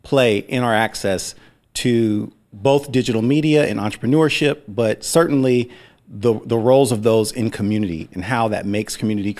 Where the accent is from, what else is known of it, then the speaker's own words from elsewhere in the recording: Seattle, Washington, United States; I grew up in North Beacon Hill